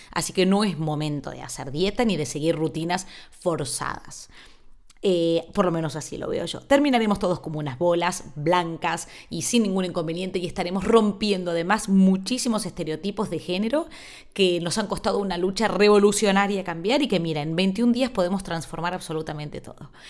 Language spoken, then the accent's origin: Spanish; Argentina; now in Spain; Yo a esa isla llegué desde Argentina sin saber ni siquiera que se hablaba en un idioma que era distinto al castellano.